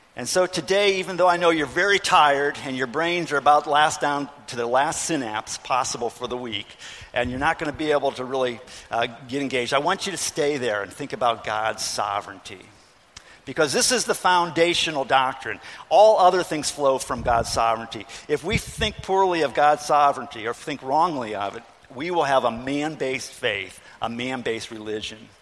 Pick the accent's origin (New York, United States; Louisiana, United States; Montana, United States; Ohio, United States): Ohio, United States; I grew up in Ohio